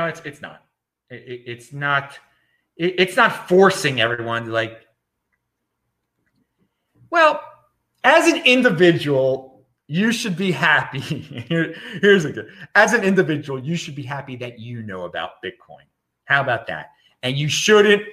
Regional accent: United States; I'm an American citizen

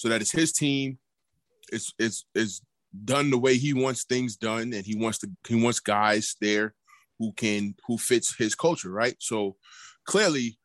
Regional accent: New York City, New York, United States; I'm from New York City

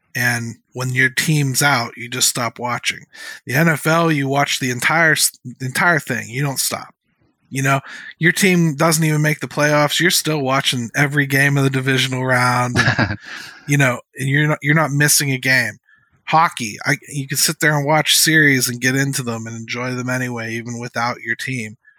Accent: Pittsburgh, Pennsylvania, United States; growing up in Pittsburgh, we like our stars

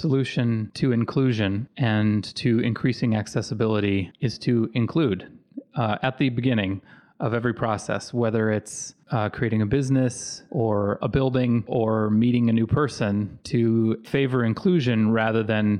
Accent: Virginia, United States; also born or lived in Panama / Dominican Republic; I grew up in Virginia, Panama, and the Dominican Republic.

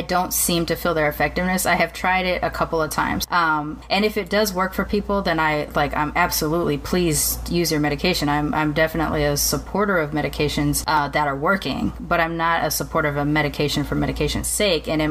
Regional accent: United States; even though I'm from America and I've come from Western culture, I did grow up immersed in Japanese culture too

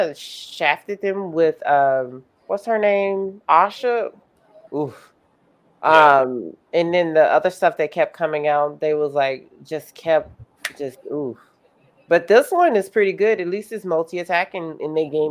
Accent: Mississippi, United States; growing up in Mississippi

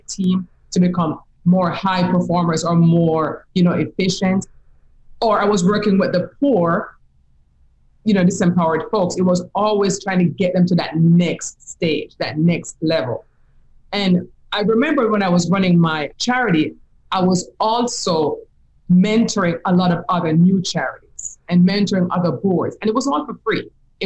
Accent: Jamaica; moved away; If you can hear my accent, you'll know I'm from Jamaica, right? I'm from the Caribbean.

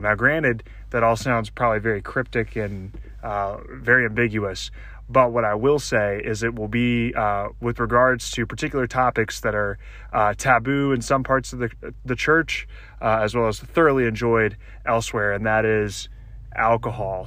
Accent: Louisiana, United States; moved away; my home state with respect to where I grew up. I grew up in Louisiana

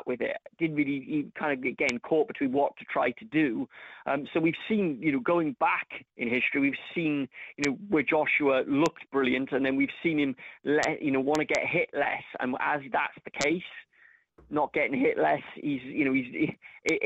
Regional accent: Cardiff, Wales, United Kingdom; my hometown of Cardiff

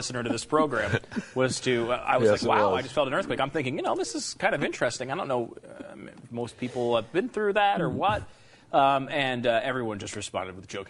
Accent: Northeast, United States; moved away; I grew up in the Northeast.

